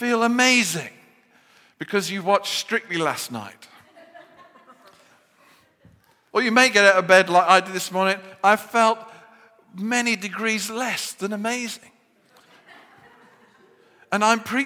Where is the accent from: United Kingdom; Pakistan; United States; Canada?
United Kingdom; Birmingham, West Midlands; accent: Brummie; I revert to my Birmingham accent when I get depressed